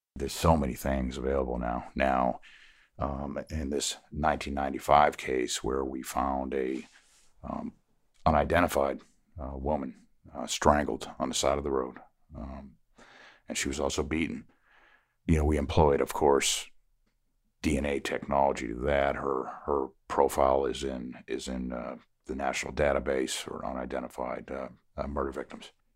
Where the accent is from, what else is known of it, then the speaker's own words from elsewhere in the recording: Connecticut, United States; moved away as an adult; also born or lived in Savannah, Georgia; now in Beaufort County, South Carolina, United States; I'm originally from Connecticut.